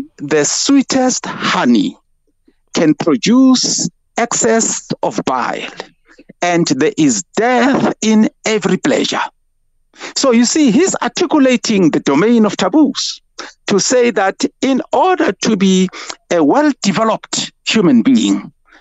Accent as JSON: {"language": "English", "region": "Free State", "country": "South Africa", "tie": "born or raised there", "said": "I grew up in the Free State."}